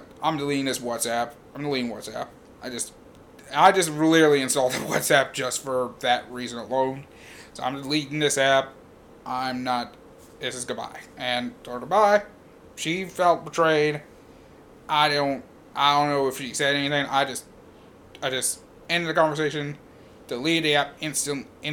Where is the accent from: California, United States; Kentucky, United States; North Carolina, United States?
Kentucky, United States; Louisville; I'm from Louisville.